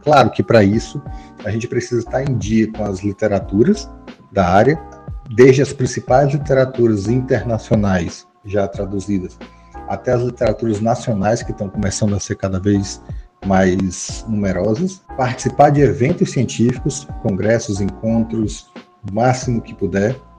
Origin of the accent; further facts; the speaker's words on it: Teresina, Piauí, Brazil; aqui na minha terrinha, Teresina, Piauí